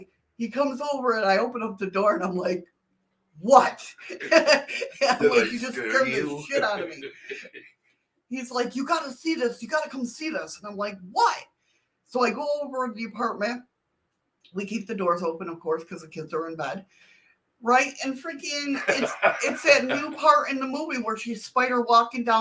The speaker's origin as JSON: {"language": "English", "town": "Buffalo", "region": "New York", "country": "United States", "moved": "yes", "lives_now": "Alaska, United States", "said": "I'm originally from Western New York near Buffalo"}